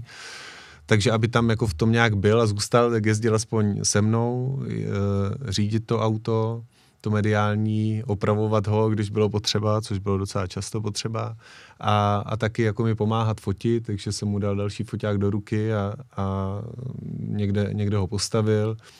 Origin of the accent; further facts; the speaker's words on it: Czechia; jsem z Česka